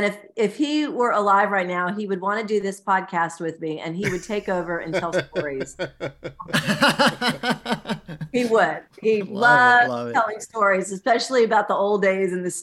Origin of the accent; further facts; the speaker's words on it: Nashville, Tennessee, United States; I grew up in Nashville, Tennessee